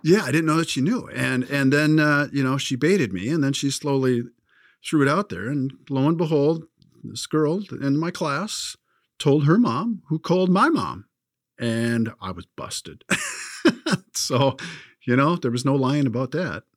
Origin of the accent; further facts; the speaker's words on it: California, United States; growing up in California